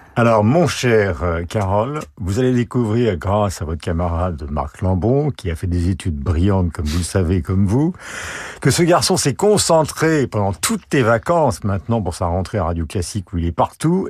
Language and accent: French; Belle-Île-en-Mer, Brittany, France; qui ai passé une grande partie de mon enfance à Belle-Île-en-Mer